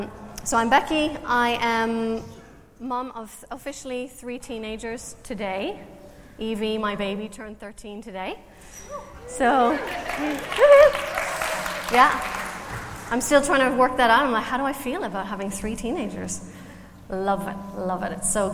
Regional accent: Canada; now in Ireland; I'm Canadian, so if you're trying to work out my accent, I don't want you to be distracted the whole time thinking, where is she from?

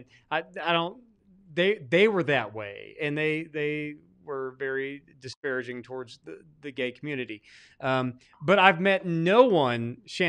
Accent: Arkansas, United States; And I'm from Arkansas, remember, and I've seen very few.

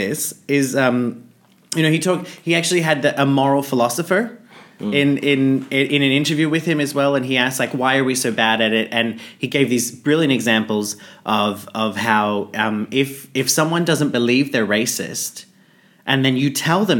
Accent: Australia; I'm from Australia

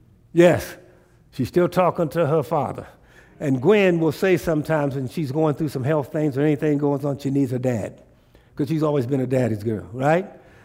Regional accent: Tulsa, Oklahoma, United States; born there; I was born in Tulsa, Oklahoma. That's my birthplace, is Tulsa, Oklahoma.

